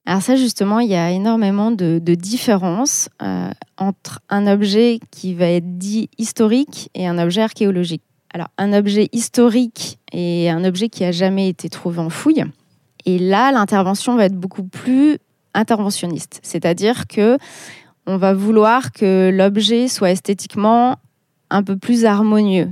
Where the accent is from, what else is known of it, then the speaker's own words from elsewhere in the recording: Clermont-Ferrand, Auvergne-Rhône-Alpes, France; moved away as an adult; also born or lived in Paris / Burgundy; je suis née à Clermont, donc je suis auvergnate, donc j'ai toujours connu euh, Gergovie